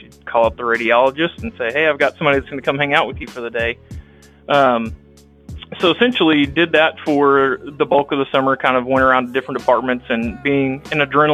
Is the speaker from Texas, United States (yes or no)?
yes; Brock, Texas, United States; I was born and raised in Texas. Most of you can probably tell from my accent.